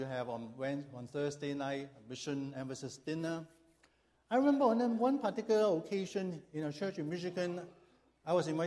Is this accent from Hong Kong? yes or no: yes; Hong Kong; moved away as an adult; now in Chicago, United States; I was born and raised in Hong Kong